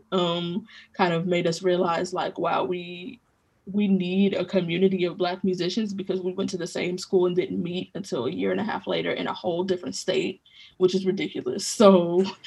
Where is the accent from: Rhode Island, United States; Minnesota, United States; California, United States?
California, United States; Los Angeles; moved away; I'm class of 2020 at Eastman from Los Angeles, California.